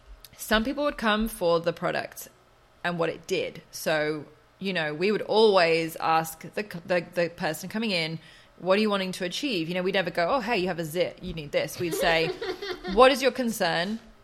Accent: Oxford, South East England, United Kingdom; born or raised there

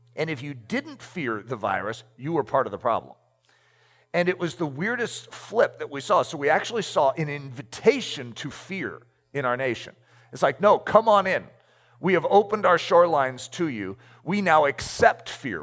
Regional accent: United States; I'm American

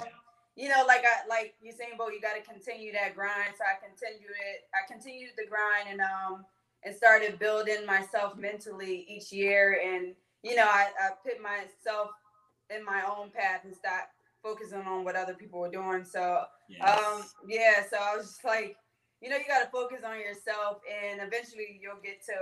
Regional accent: Philadelphia, Pennsylvania, United States; I grew up in West Philadelphia, the Winfield area

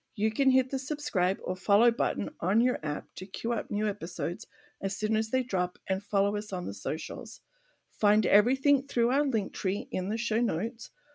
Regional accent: Australia; growing up in Australia

